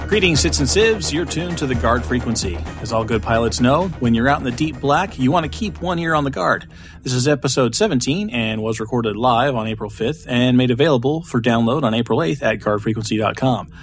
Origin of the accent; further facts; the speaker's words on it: Wichita, Kansas, United States; the Cessna plant in my hometown, Wichita, Kansas